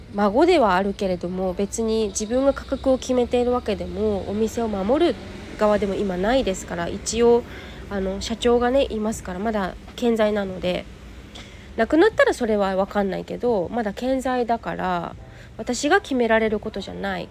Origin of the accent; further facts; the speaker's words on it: Yokohama, Kanagawa, Japan; 石田園というお茶屋さんなんですよ、私の実家って。で、えっと、二店舗ありまして、もちろんオンラインショッピングもやってるんだけど、ここの陽光台っていうのが、えっと、テナントの中に入っているんですよ。ここがね、二店舗目